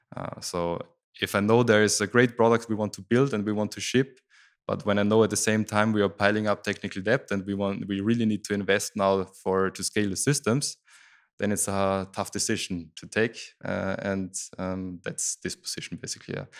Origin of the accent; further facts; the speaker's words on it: Styria, Austria; I grew up in Styria, that's the south part of Austria